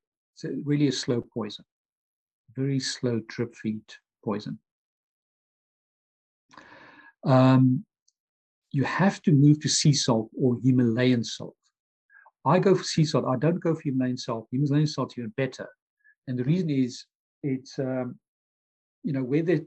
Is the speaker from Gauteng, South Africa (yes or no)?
yes; Pretoria, Gauteng, South Africa; moved away as an adult; also born or lived in London, United Kingdom; now in Dublin, Ireland; I'm originally from Pretoria, South Africa, the heart of apartheid, moved to London, UK, age 25, spent about 21 years there, but I'm now in Dublin, Ireland.